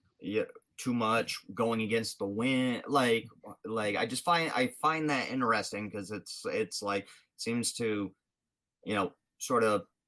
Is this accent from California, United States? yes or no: no; Rhode Island, United States; It's in Exeter, Rhode Island, my home state